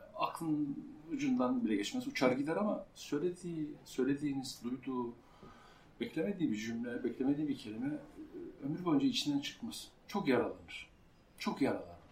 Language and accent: Turkish; Central Anatolia, Turkey; Orta Anadolu bir köyünde doğdum. Ee, küçük bir kasabada, köy demeyelim